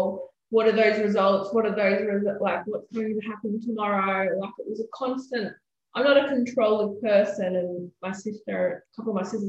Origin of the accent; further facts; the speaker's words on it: Gold Coast, Queensland, Australia; now in Jimboomba, Australia; I grew up down the Gold Coast.